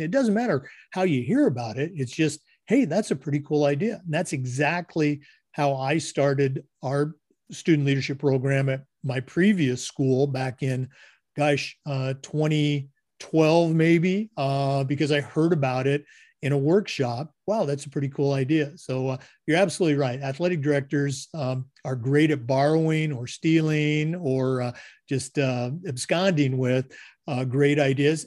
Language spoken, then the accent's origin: English; Oregon, United States; I'm from Oregon